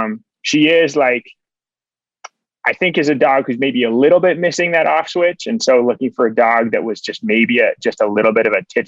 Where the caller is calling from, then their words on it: Massachusetts, United States; So, well, right now I'm actually calling from Massachusetts, which is where my parents live, because I'm visiting them for just a week. I'm heading back to Minnesota tomorrow.